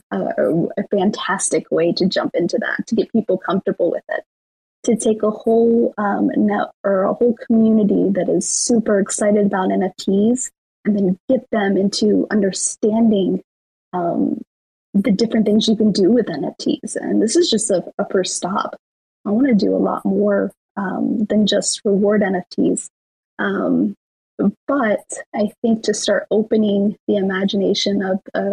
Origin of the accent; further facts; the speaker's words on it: Las Vegas, Nevada, United States; I'm from Vegas